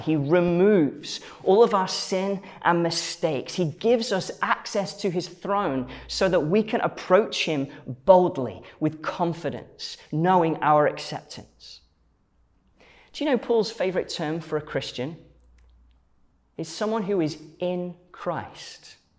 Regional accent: Stoke-on-Trent, West Midlands, United Kingdom; I grew up um, as part of a church um, in uh, Stoke-on-Trent, where, where I'm from

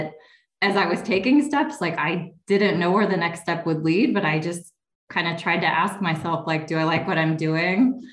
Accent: Kenosha, Wisconsin, United States; also born or lived in Milwaukee, Wisconsin; close to home where I grew up in Kenosha

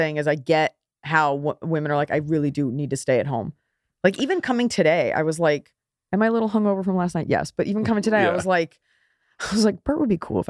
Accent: Texas, United States; now in Los Angeles, United States; I'm from Texas. I think I have like some high school friends that still live there

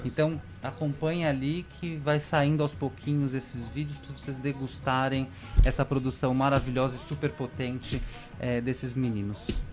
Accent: São Paulo, Brazil; moved away as an adult; now in Maranhão, Brazil; essa é a minha maior impressão como paulistano

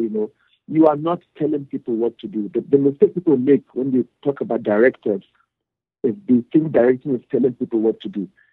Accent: Northern Nigeria, Nigeria; moved away as an adult; now in South Africa; my experience growing up, you know, as a Nigerian, you know, born and raised in the north

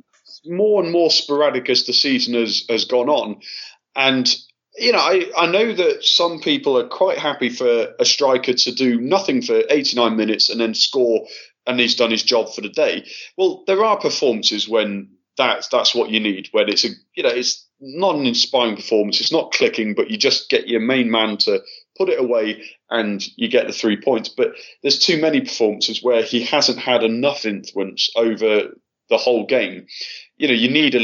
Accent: Altrincham, North West England, United Kingdom; moved away as an adult; now in Russia; My parents live in Altrincham, and that's where I grew up.

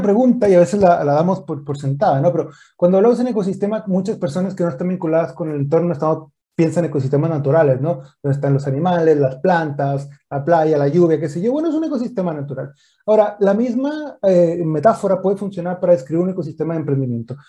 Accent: northern Mexico, Mexico; moved away as an adult; now in Chile; soy nacido y creado en México. Yo nací en, el norte de México

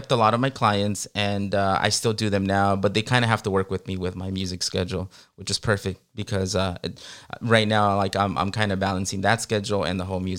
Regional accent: Guerrero, Mexico; And around that time, we're from Guerrero. We're from Guerrero, Mexico.

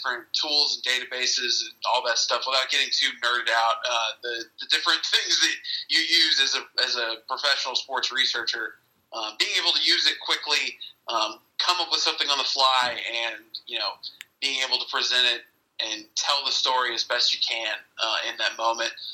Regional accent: Houston, Texas, United States; I'm from Houston, Texas

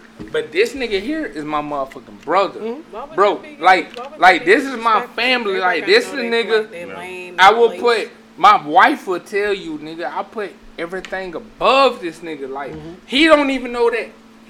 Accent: Macon, Georgia, United States; But I'm from Macon.

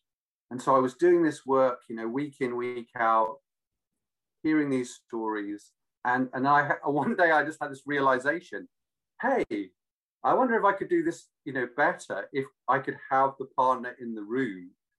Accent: Australia; also born or lived in London; now in Devon, United Kingdom; because I was brought up in Australia partly.

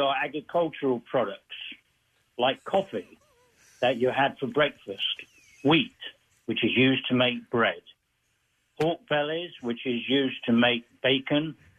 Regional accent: London, United Kingdom; born or raised there; moved away as an adult; also born or lived in Leicester; now in United States

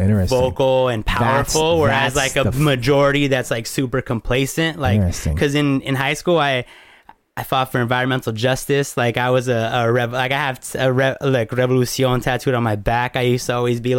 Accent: United States; growing up as an American

